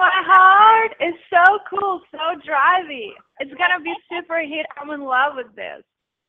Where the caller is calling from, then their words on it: Russia; I'm calling from Russia.